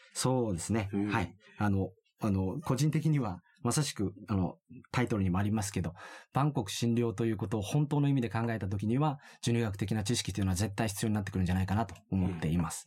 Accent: Okinawa, Japan; 沖縄出身

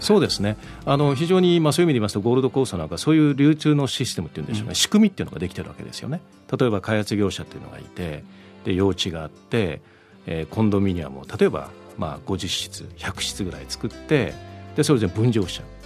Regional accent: Miyakojima, Okinawa, Japan; accent: Miyako dialect; moved away as an adult; also born or lived in Tokyo; now in Gold Coast, Australia; 沖縄のやっぱり私も生まれですし、うん、あの沖縄の,、まあ、あの沖縄育ちましたから

